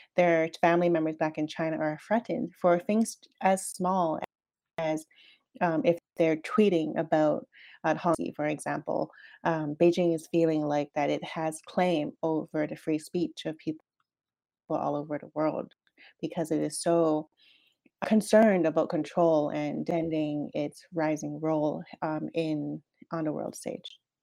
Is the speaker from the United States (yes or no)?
no; Canada; moved away; as a Canadian